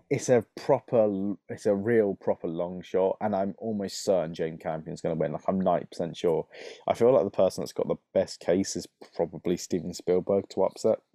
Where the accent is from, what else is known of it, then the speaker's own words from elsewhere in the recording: United Kingdom; a lot of us Brits